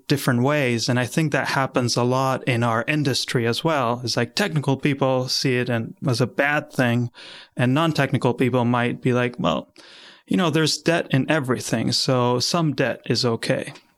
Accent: Argentina; moved away as an adult; now in Philadelphia, United States; I come from Argentina

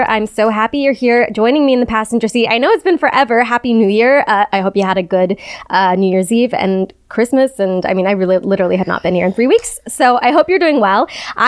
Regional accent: Chicago, Illinois, United States; now in New York City, United States; I'm from Chicago.

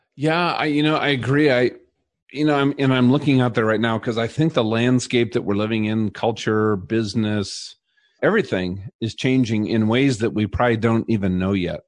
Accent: Minnesota, United States; now in Colorado, United States; I grew up in Minnesota

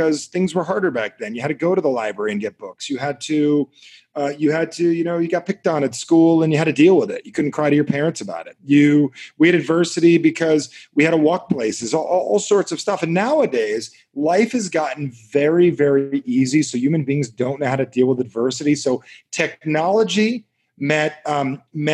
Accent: New Jersey, United States; I'm from Jersey.

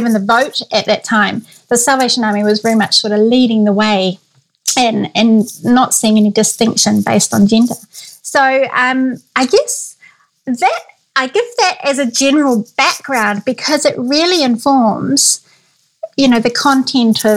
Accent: New Zealand; moved away as an adult; also born or lived in London; I'm from New Zealand, I was born and grew up here pretty much all my life

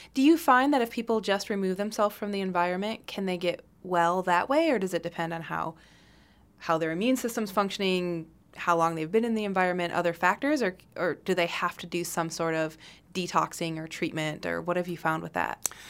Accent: Michigan, United States; I grew up in Michigan

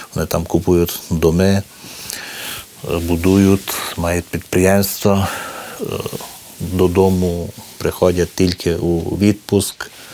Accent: Maramureș County, Romania; ми тут жили в одному такому одному куточку Мараморощини

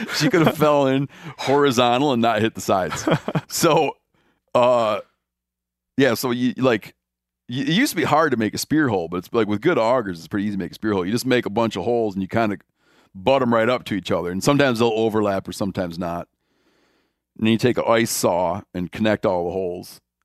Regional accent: Michigan, United States; moved away; I grew up in Michigan, at first for most of my life that I lived there

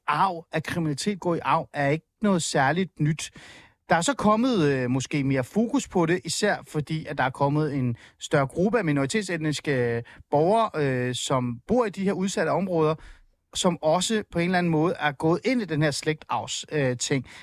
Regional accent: Helsingør, Capital Region of Denmark, Denmark; jeg voksede op i Helsingør

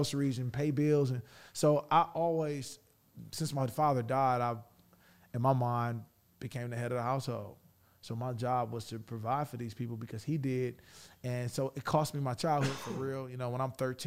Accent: Detroit, Michigan, United States; I'm from Detroit

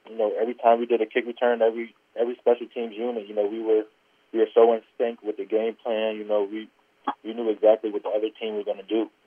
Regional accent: United States; it's always been a dream to play for my hometown team.

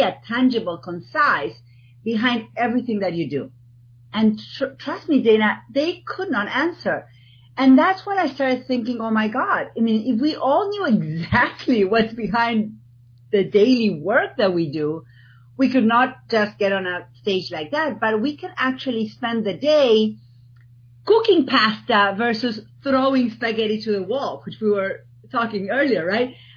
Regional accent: Argentina; now in East Coast, United States; people are going to spend the next whatever minutes trying to figure out my accent. I'm from Argentina

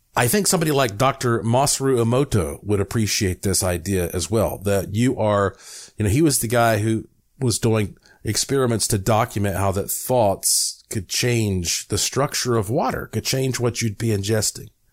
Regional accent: North Carolina, United States; I am from North Carolina

